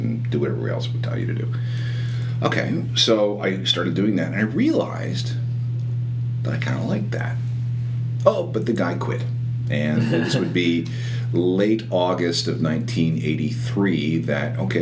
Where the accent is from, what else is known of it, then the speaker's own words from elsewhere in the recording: outside of Winnipeg, Manitoba, Canada; I was growing up outside of Winnipeg